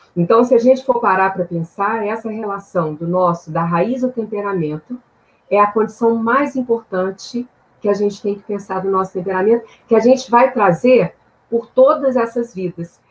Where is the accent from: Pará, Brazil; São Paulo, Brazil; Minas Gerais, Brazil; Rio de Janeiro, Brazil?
Minas Gerais, Brazil; Eu sou de Minas Gerais